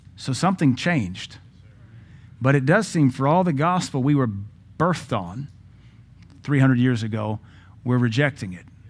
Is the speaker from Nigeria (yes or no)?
no; United States; I'm glad to be American